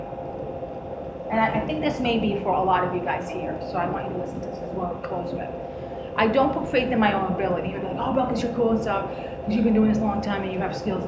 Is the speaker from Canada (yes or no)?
no; Cuba; moved away; also born or lived in Miami; We grew up around witchcraft. Like, I'm from Cuba